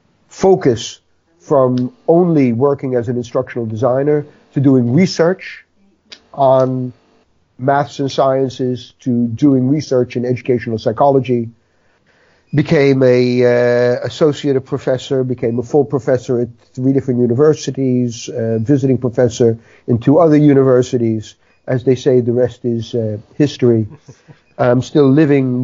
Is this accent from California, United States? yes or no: no; New York City, New York, United States; moved away as an adult; now in Netherlands; 68 years ago, I was born in the Bronx